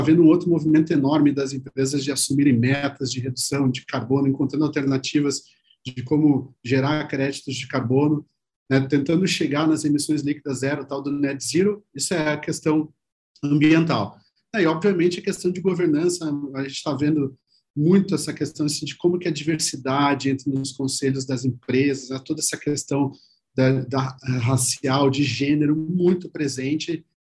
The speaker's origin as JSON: {"language": "Portuguese", "region": "Rio Grande do Sul", "country": "Brazil", "moved": "as an adult", "lives_now": "São Paulo, Brazil", "said": "pelo meu sotaque, vocês vão ver que eu comecei minha carreira lá no Rio Grande do Sul"}